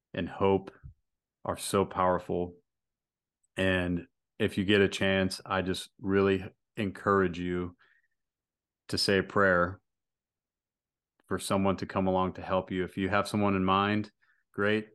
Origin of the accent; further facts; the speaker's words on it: United States; I'm an American